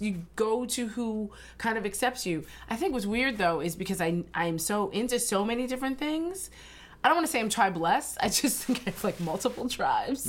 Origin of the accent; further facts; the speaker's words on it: Ridgewood, New Jersey, United States; also born or lived in New York; I actually grew up in Ridgewood, New Jersey